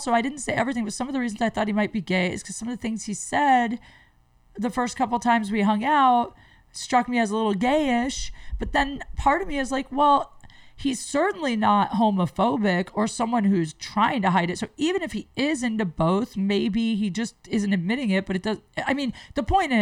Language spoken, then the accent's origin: English; Canton, Ohio, United States; moved away; Canton's my hometown